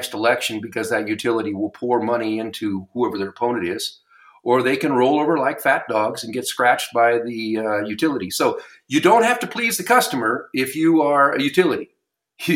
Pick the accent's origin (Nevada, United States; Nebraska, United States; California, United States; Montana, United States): Montana, United States; Geyser; I grew up in Geyser. Geyser still has a public high school